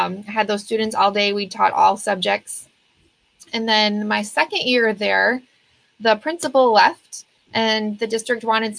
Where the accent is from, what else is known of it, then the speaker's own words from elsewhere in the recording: Beloit, Wisconsin, United States; moved away as an adult; also born or lived in Eau Claire, Wisconsin / Baldwin, Wisconsin; now in Alaska, United States; I am originally from Beloit, Wisconsin